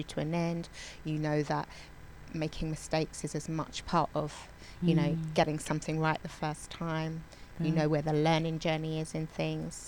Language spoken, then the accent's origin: English; London, United Kingdom; I grew up in Borough of Westminster, but I travelled all to different bits of London to do my dance